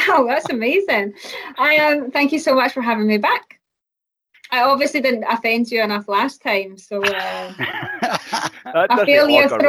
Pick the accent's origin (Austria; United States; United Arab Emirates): United Arab Emirates; Dubai; moved away as an adult; also born or lived in North Ayrshire, United Kingdom; now in Glasgow, United Kingdom; So I was born in North Ayrshire, and I moved to Bahrain and Dubai when I was like only a few months old. So I was brought up in Dubai, and I came back when I was 18 to go to uni.